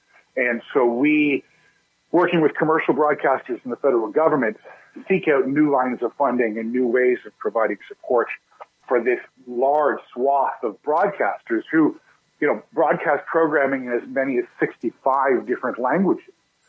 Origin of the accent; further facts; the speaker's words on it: London, Ontario, Canada; first language English; I was raised in English, but I attended a entirely French public school in London, Ontario, from kindergarten to grade 6, and my mother speaks 5 languages. So there was always kind of a plethora of different languages.